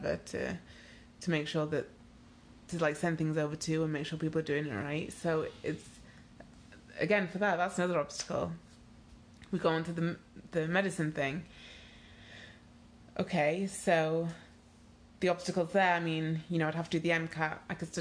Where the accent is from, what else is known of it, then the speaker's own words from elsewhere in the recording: Nigeria; moved away; also born or lived in United Kingdom; I am Nigerian